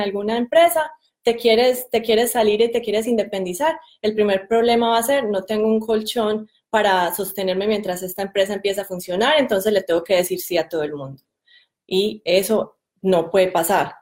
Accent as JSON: {"language": "Spanish", "town": "Medellín", "region": "Antioquia", "country": "Colombia", "moved": "yes", "said": "yo soy de Medellín"}